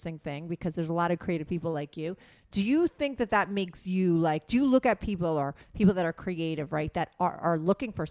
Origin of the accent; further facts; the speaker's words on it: New Jersey, United States; Sebastian's a guy I grew up with in Jersey. That's where we grew up.